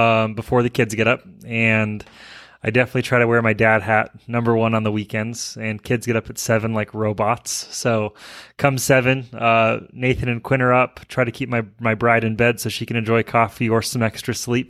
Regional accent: Alaska, United States; moved away as an adult; now in Utah, United States; I grew up in Alaska.

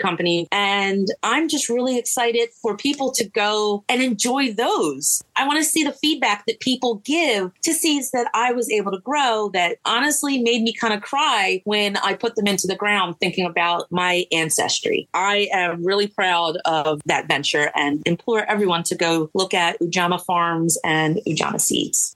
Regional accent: New Jersey, United States; I'm from Jersey.

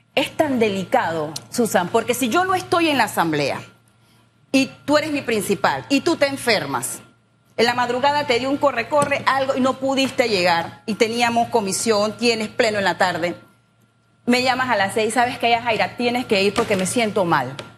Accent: San Miguelito, Panama; yo crecí en San Miguelito, en un área no tan urbanizada, Cerro Batea, sector 7, Las Colinas

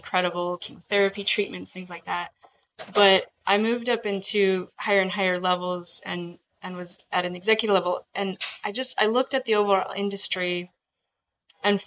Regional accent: Alaska, United States; I was born and raised in Alaska.

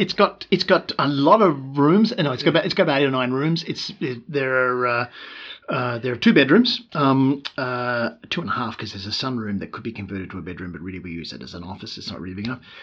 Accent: Melbourne, Victoria, Australia; moved away as an adult; also born or lived in Newcastle / United States; now in Sydney, Australia; was born in Melbourne, uh, in suburban Melbourne, uh, right. uh, in Springvale, a good uh, 15, 20 k's from Melbourne, uh, central city. I grew up in suburb of suburbs

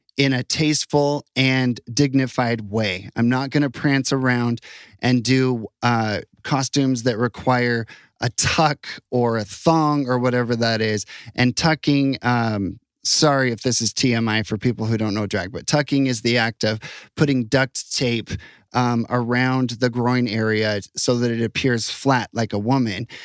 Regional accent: United States; now in Utah, United States; I'm proud of being an American

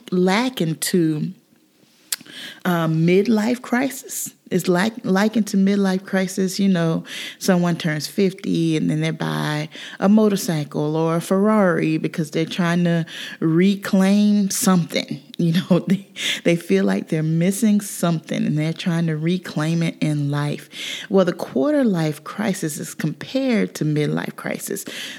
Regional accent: South Carolina, United States; moved away as an adult; I grew up in South Carolina

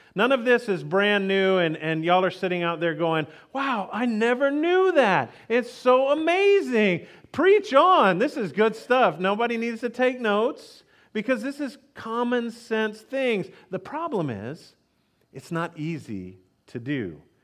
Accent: Texas, United States; I grew up in Texas

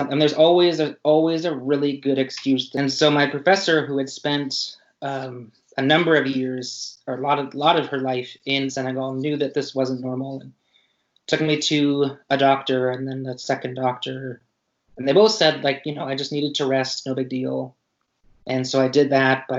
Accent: Pacific Northwest, United States; I grew up in the Northwest.

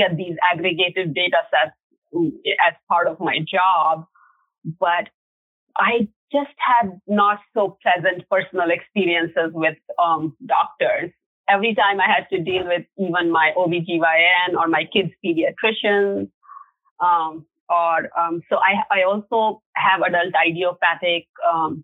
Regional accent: India; moved away; in India, growing up in India

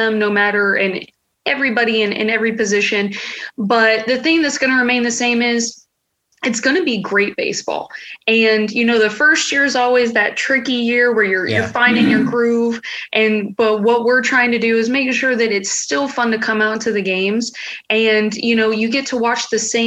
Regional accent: Tampa, Florida, United States; I was born and raised in Tampa.

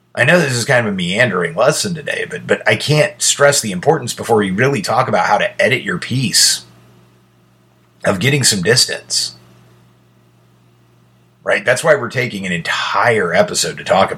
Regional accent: United States; I'm an American

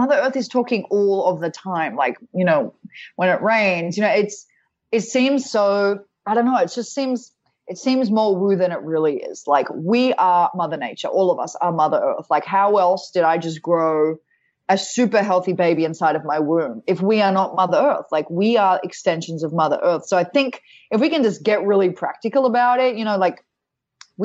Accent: Australia; moved away; I'm Australian

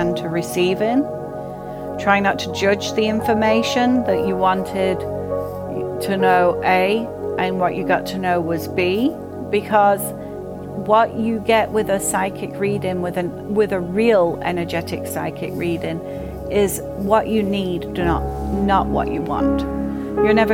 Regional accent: England, United Kingdom; moved away; I grew up in England

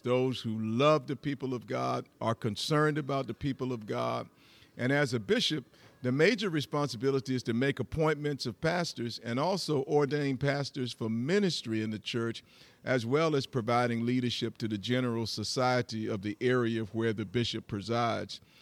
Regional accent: Metter, Georgia, United States; moved away as an adult; now in Atlanta, United States; I grew up in a little small community called Meta, Georgia

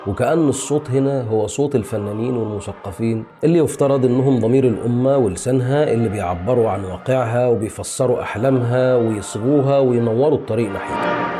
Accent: Egypt; بالنسبة لنا يعني كمصريين

